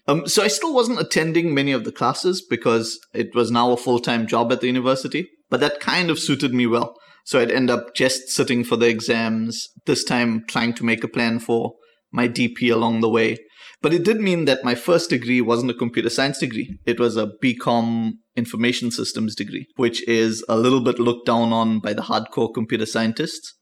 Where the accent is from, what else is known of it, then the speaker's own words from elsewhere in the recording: South Africa; South Africa is pretty perfect. Like, it, it was perfect, so it had its issues. But, I mean, it, it was an interesting time for us to grow up